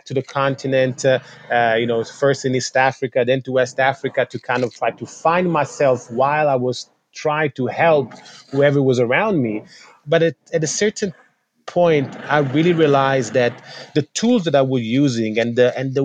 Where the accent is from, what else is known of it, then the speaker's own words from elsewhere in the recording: Italy; I was born in Italy. My mom is Italian and my dad was Senegalese Gambian. I grew up in a country where my body and my cultural background wasn't represented.